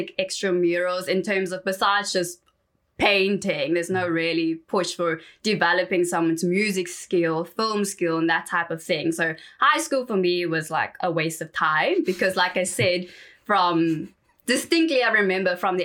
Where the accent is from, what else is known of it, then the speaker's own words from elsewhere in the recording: Johannesburg, Gauteng, South Africa; So I grew up in Johannesburg around the Four Ways area.